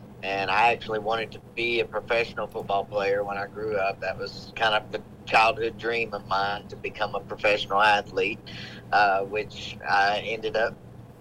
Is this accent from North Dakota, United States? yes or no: no; Hot Springs, Arkansas, United States; my hometown, Hot Springs, Arkansas, at Oakland Park